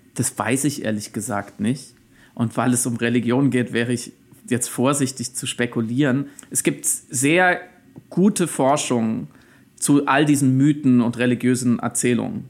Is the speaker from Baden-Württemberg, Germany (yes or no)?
yes; Waldkirch, Baden-Württemberg, Germany; moved away as an adult; now in Berlin, Germany; Ich bin aber gebürtig aus dem Schwarzwald, aus äh, Waldkirch bei Freiburg